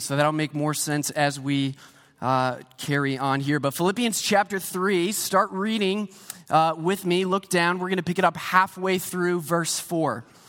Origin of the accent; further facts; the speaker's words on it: Pennsylvania, United States; moved away as an adult; also born or lived in Saint Petersburg, Florida; now in Canada; I grew up in Pennsylvania